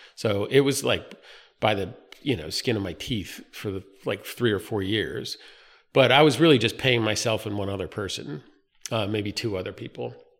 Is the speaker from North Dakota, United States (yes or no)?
no; North Carolina, United States; moved away as an adult; also born or lived in Philadelphia; now in Wilmington, United States; I grew up in North Carolina.